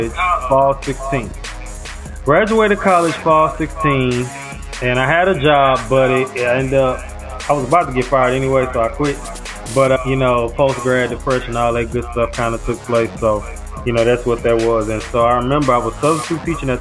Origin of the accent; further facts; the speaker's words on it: St. Louis, Missouri, United States; now in Houston, United States; I am from St. Louis, Missouri, in the United States. I currently live in Houston, Texas.